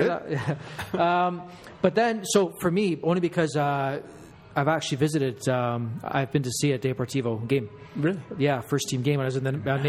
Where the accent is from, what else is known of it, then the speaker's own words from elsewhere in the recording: Canada; we're Canadian